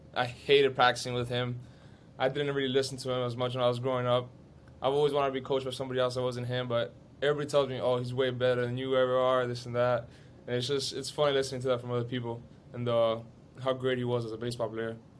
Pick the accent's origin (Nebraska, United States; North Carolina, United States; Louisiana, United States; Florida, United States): Florida, United States; Miami; I was born here in Miami. Me and my, I have a younger sister. We were both born here, but everybody else is obviously Cuban